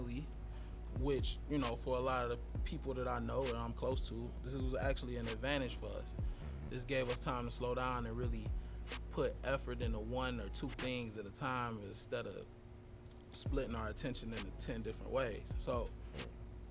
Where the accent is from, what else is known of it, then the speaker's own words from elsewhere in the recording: Detroit, Michigan, United States; growing up in Detroit